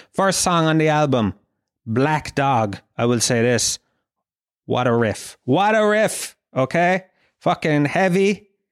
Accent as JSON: {"language": "English", "area": "Kerry", "region": "Munster", "country": "Ireland", "said": "I'm from Kerry"}